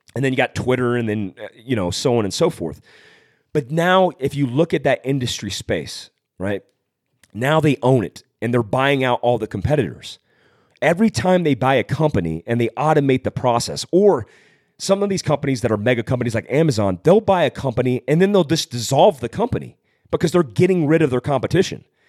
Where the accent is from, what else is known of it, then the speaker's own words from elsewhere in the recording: California, United States; I was born in Fort Worth, California